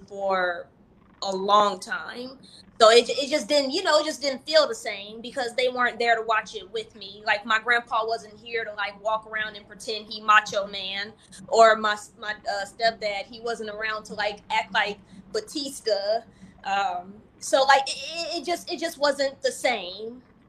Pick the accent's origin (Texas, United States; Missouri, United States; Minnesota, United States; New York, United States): Missouri, United States; St. Louis; being from St. Louis